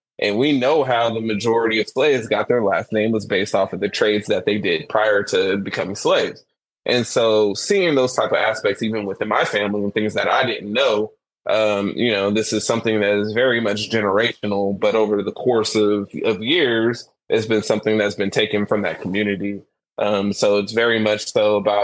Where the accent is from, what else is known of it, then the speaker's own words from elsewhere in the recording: Rancho Cordova, California, United States; growing up in Rancho Cordova